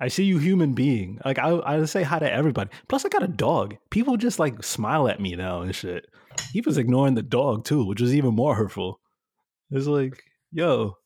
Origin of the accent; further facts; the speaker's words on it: New York City, New York, United States; I grew up in Bushwick, and now Bushwick is all bougie